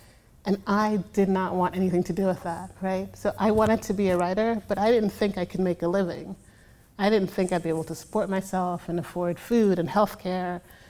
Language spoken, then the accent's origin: English; Brooklyn, New York, United States; I grew up pretty poor in Brooklyn.